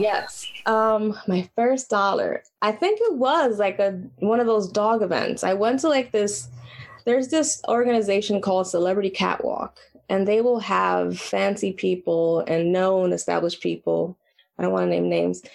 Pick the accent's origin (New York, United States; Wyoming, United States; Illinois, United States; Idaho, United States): New York, United States; New York City; I was born and raised in Washington Heights